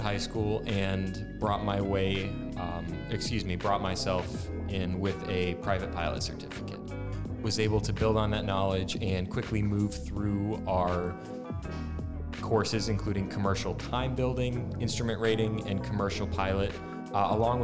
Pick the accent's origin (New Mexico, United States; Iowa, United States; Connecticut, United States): Connecticut, United States; moved away as an adult; now in Florida, United States; born and raised in Connecticut, I came down to Florida Tech